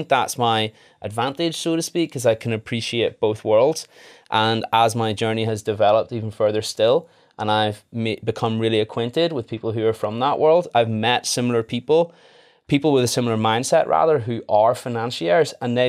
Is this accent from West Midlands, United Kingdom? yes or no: no; Northern Ireland, United Kingdom; now in England; So I'm a dentist as well. I qualified in Leeds in 2016. I'm originally from Northern Ireland. My accent has waned a little bit.